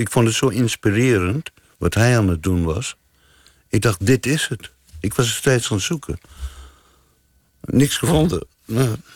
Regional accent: South Africa; now in Amsterdam, Netherlands; Ehm, nou, ik ben uit Zuid-Afrika vertrokken. Een eenrichting ticket naar Luxemburg. Door Duitsland. In Nederland terechtgekomen, Amsterdam.

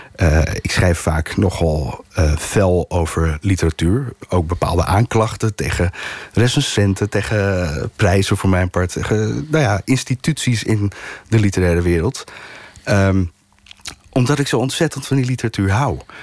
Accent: Amsterdam, North Holland, Netherlands; een klein gedeelte van mijn eigen jeugd. Maar dan van moederskant, de Amsterdamse kant.

